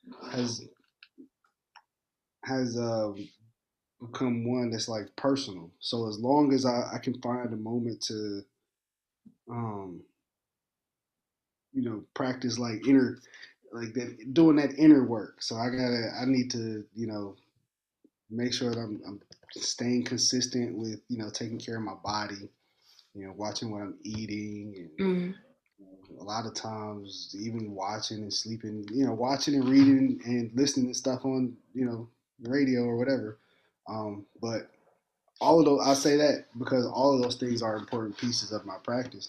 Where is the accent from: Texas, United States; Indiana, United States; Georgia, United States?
Indiana, United States; moved away; I grew up in Indiana.